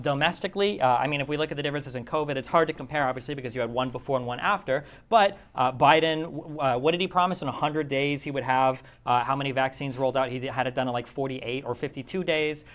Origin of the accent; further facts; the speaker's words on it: United States; as an American